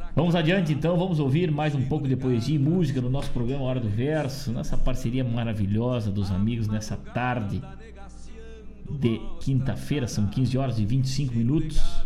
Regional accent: Rosário do Sul, Rio Grande do Sul, Brazil; now in Guaíba, Brazil; Embora tenha muito carinho pela minha terra lá, Rosário do Sul

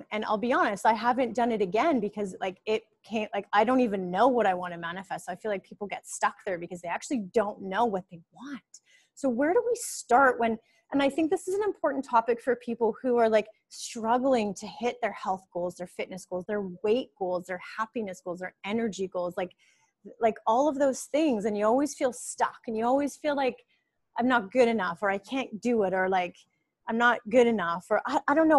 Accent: Winnipeg, Manitoba, Canada; moved away as an adult; now in Costa Rica; I was a girl from Winnipeg, like Winnipeg, Canada.

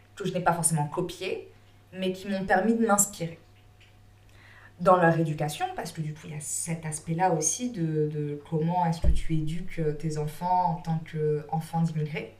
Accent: Bagneux, Île-de-France, France; moved away; also born or lived in Réunion; je suis née, j'ai grandi en France, je parlais français, enfin, je suis française quoi. Mmh. j'ai grandi dans, en cité, à Bagneux

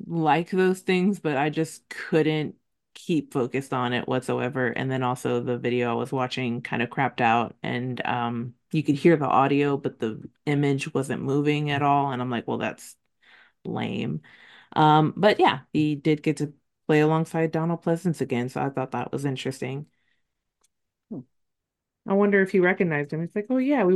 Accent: Texas, United States; I'm from Texas

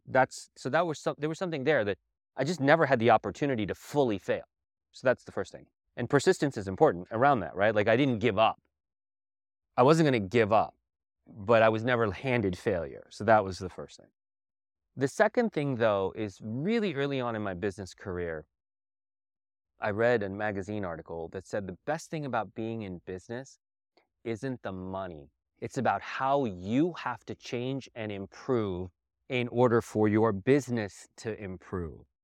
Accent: Southwest, United States; also born or lived in New York / India; growing up in the Southwest. and all of the flavors that came from here.

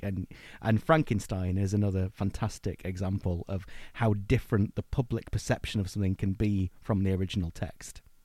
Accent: Blackpool, North West England, United Kingdom; I'm from Blackpool in Lancashire, and so I grew up kinda steeped in, in our local ghost stories and folklore

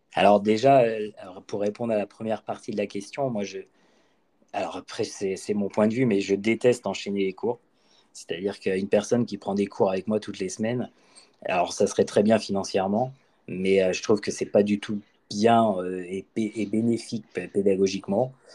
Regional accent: Brittany, France; also born or lived in Bordeaux; je viens quand même de Bretagne

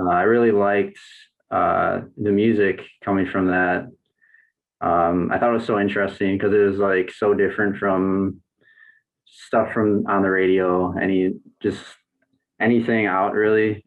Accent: Racine, Wisconsin, United States; moved away as an adult; also born or lived in Burlington, Wisconsin; now in Milwaukee, United States; I grew up in Racine, Wisconsin, which is like 40 minutes south from here

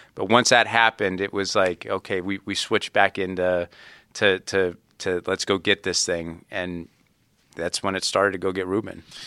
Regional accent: Youngstown, Ohio, United States; growing up in Youngstown, you know, the Browns and the Steelers are the two big teams in Youngstown, Ohio.

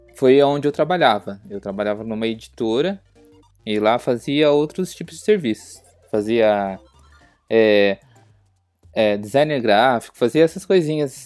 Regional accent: Bragança Paulista, São Paulo, Brazil; sou de Bragança Paulista, interior de São Paulo

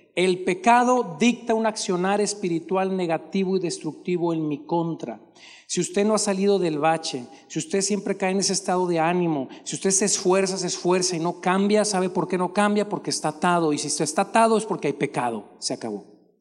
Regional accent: Monterrey, Nuevo León, Mexico; Usted y yo siendo de Monterrey

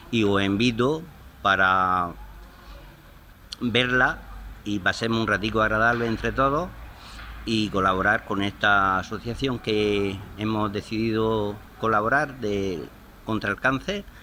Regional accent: San Cayetano, Region of Murcia, Spain; yo soy de San Cayetano y pertenezco al grupo de la Tercera Juventud de Teatro de San Cayetano.

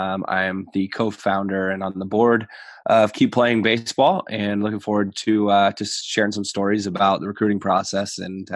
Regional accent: Reading, Pennsylvania, United States; Yeah, so I think for me, growing up in Reading, we didn't have access to a lot of college baseball.

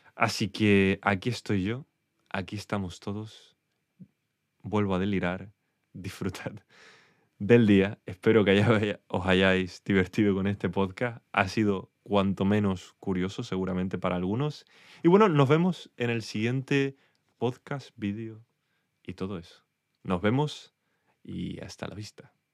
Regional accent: Spain; accent: Spanish; mi acento español

